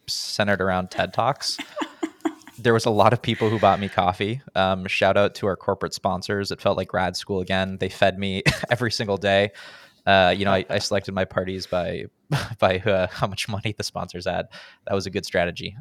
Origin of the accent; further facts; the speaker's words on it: United States; now in Sweden; I live in Sweden, and I'm American.